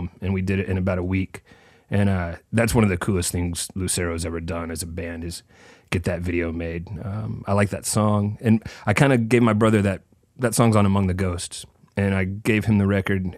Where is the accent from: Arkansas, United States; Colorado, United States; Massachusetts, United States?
Arkansas, United States; Little Rock; now in Memphis, United States; I was born and raised in Little Rock, Arkansas